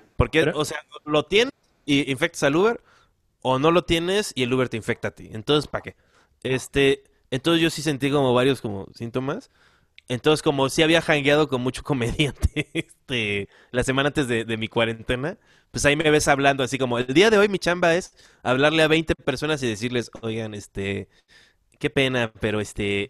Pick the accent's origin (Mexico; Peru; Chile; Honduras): Mexico; Guerrero; yo como soy, soy guerrerense